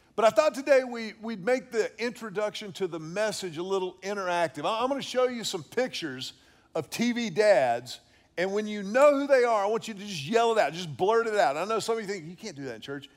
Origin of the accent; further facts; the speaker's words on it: Houston, Texas, United States; I grew up in Houston at Second Baptist Church